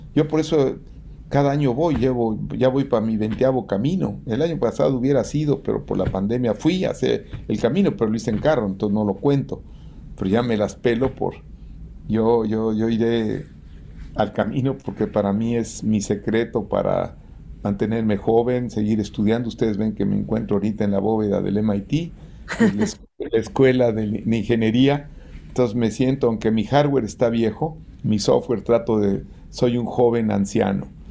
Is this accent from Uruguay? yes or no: no; Mexico; yo soy un agente que vengo de la clase media como cualquier mexicano